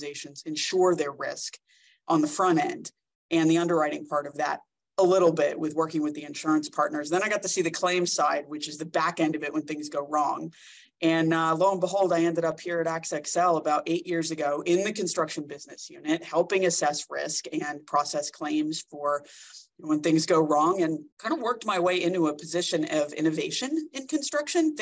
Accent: New Jersey, United States; moved away as an adult; now in Orange County, United States; born and raised in New Jersey

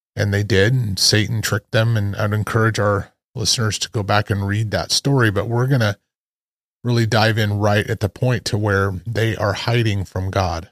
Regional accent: Idaho, United States; when I was a kid, uh, growing up in Idaho and on my grandparents' farm

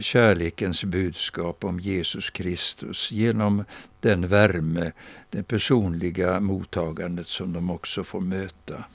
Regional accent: Växjö, Kronoberg County, Sweden; Jag minns min barndom här i Växjö

